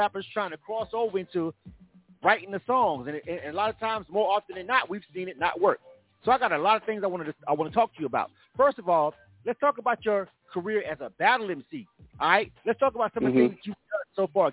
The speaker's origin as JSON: {"language": "English", "region": "the South", "country": "United States", "said": "I'm from the South"}